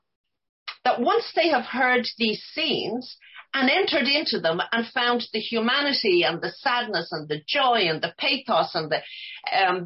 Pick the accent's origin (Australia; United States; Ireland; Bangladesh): Ireland; Dublin, Leinster; now in Toronto, Canada; I grew up in Joyce's area in Dublin, like, you know, Dolphins Bar, Clonbrassil Street, where Bloom supposedly was born